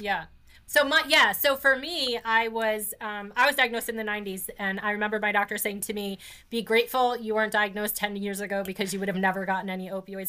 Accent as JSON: {"language": "English", "region": "New Jersey", "country": "United States", "tie": "born or raised there", "said": "I grew up in New Jersey. My parents are from the Bronx"}